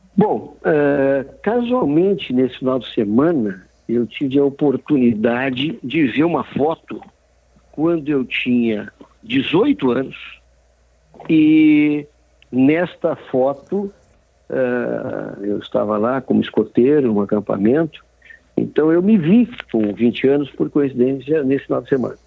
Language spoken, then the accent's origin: Portuguese; Brazil; nós somos brasileiros